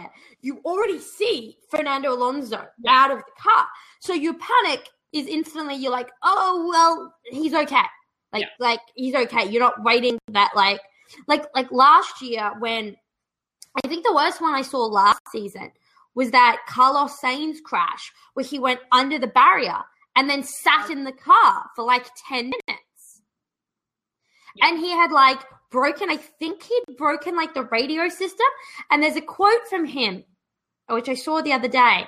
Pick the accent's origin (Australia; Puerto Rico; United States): Australia; moved away as an adult; also born or lived in Melbourne; now in Canada; I'm Australian